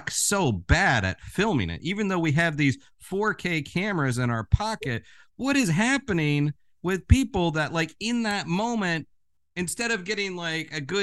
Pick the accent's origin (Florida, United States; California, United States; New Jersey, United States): Florida, United States; now in New York City, United States; I'm originally from Florida. I live in New York City